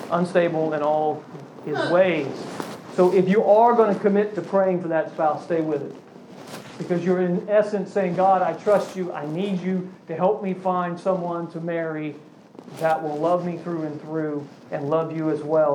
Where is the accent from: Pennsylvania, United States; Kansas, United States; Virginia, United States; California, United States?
Virginia, United States; I grew up in Virginia